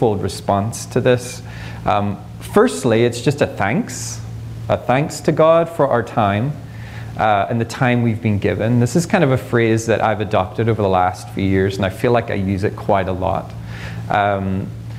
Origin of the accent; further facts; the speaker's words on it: Ireland; moved away as an adult; now in United States; I'm Irish